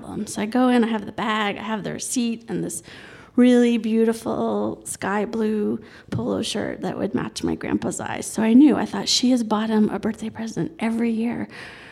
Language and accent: English; New York City, New York, United States; also born or lived in Colorado; I grew up in New York City